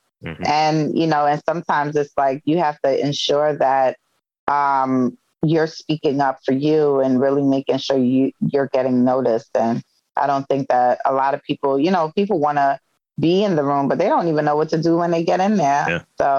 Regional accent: Brooklyn, New York, United States; A hidden talent that I have is I could jump double dutch, because I'm from Brooklyn, New York, and Brooklyn girls know how to jump rope.

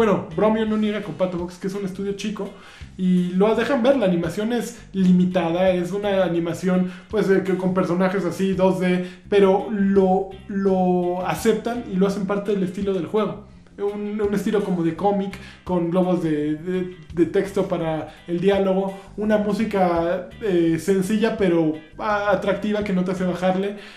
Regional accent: Mexico; Este, pues está así porque somos mexicanos, ¿no?

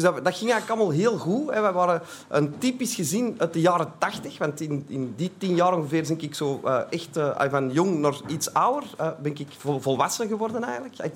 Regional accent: Antwerp, Flanders, Belgium; ik kom uit Antwerpen, dat zult al horen

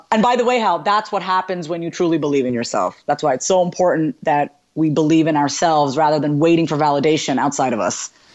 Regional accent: New York, United States; I was born and raised in New York, and my parents are from India

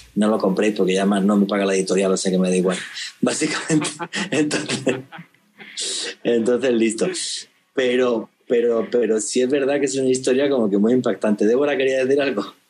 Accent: Spain; moved away; soy español

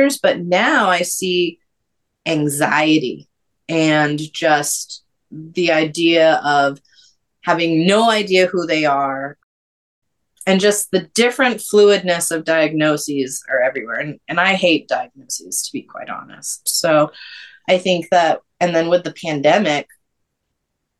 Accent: New Hampshire, United States; moved away as an adult; also born or lived in North Carolina / Georgia; born and raised in New Hampshire

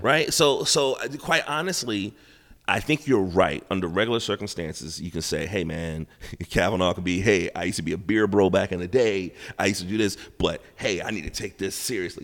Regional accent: United States; I'm an American. Not only am I American, I'm a black American with dreads on my hair.

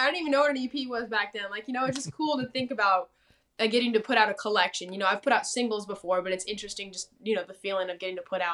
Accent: Temecula, California, United States; moved away as an adult; also born or lived in Nashville, Tennessee; now in Texas, United States; I grew up in like Temecula. California.

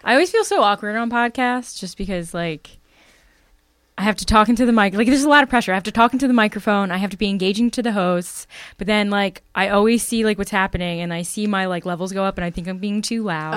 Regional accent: Bucks County, Pennsylvania, United States; where I grew up in Bucks County is pretty pretty spooky

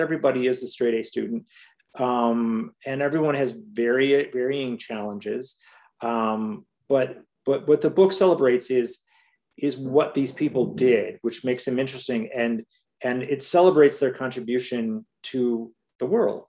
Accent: Hammond, Indiana, United States; now in Chicago, United States; I grew up outside of Chicago in Hammond, Indiana, and in Chicago, where is where I live now

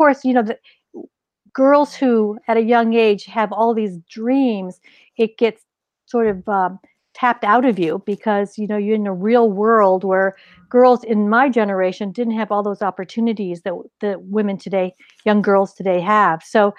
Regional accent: northeastern Ohio, United States; also born or lived in Pennsylvania; I grew up in the Midwest. I was actually born in Pennsylvania, but then my family, when I was at a very young age, moved to northeastern Ohio along Lake Erie

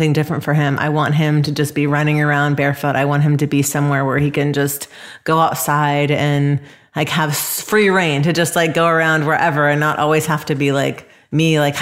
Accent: Atlanta, Georgia, United States; moved away; also born or lived in Los Angeles / San Francisco; growing up in Atlanta

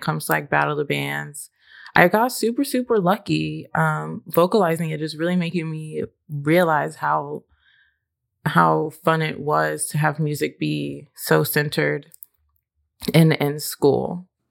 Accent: Austin, Texas, United States; now in Nashville, United States; growing up in Austin

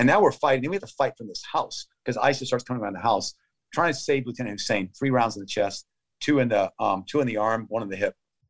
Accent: United States; I'm an American.

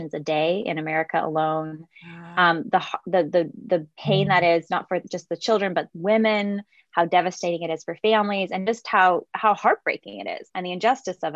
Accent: San Jose, California, United States; I'm from San Jose, California, one of eight kids, so lots of younger brothers and sisters. And I grew up just seeing babies

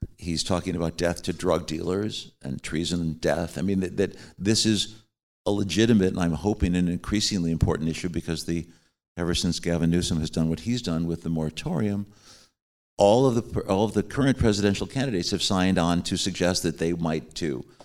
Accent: Chicago, Illinois, United States; I'm from Chicago and I've known all those guys since we grew up together

